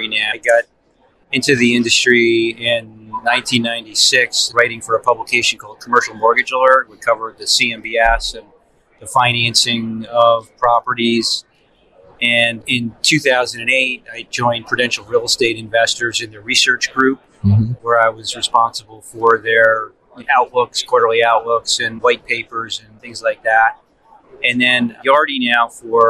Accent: New Jersey, United States; I'm from New Jersey

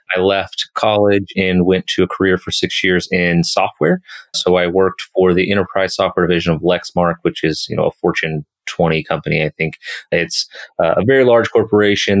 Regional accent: Kansas City, United States; moved away as an adult; also born or lived in Colorado; back in my home state, back in my home city of Kansas City

